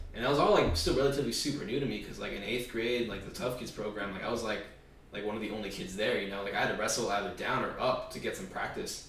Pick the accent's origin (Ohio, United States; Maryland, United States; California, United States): California, United States; West Covina; also born or lived in Baldwin Park, California; my parents moved into West Covina, and that's like kind of like where the rest of my life has been taking place